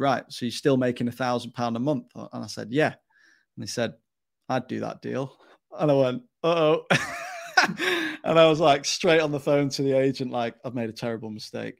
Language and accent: English; Stockport, North West England, United Kingdom; moved away as an adult; also born or lived in Newcastle upon Tyne; I'm originally from South Manchester, Stockport, to be, uh, exact, and, uh, I grew up in, in that area